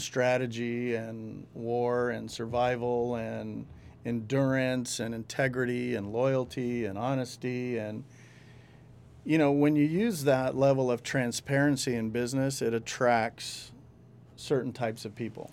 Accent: El Rio, California, United States; I grew up with them in El Rio. We, we all grew up in El Rio

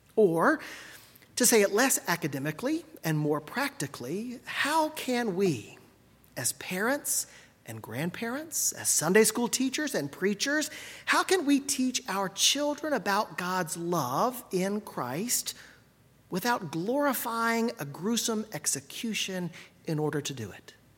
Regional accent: Gulf Coast, United States; I grew up on the Gulf Coast, where the sight of a brown pelican, though not unusual, is always something special

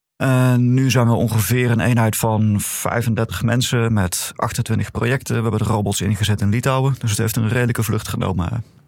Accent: Netherlands; als Nederlanders

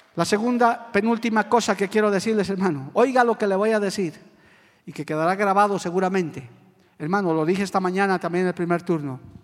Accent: Bolivia; como bolivianos

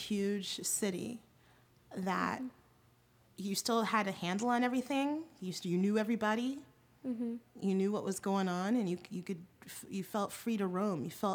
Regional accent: San Francisco, California, United States; born or raised there

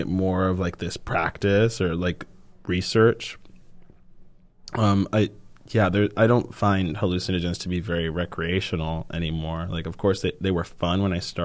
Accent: Miami, Florida, United States; also born or lived in Puerto Rico; I grew up in Puerto Rico

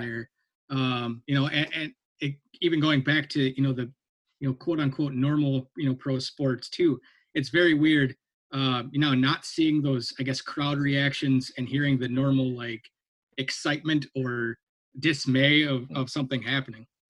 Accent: Minnesota, United States; moved away; I grew up in Minnesota

